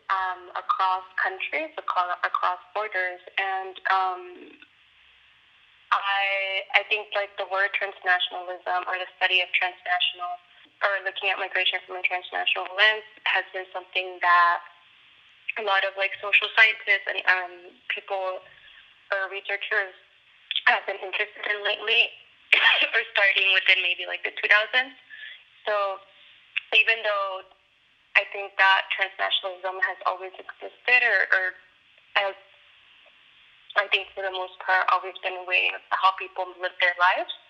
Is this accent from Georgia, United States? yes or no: no; Los Angeles, California, United States; I was living in Los Angeles and I grew up in Los Angeles.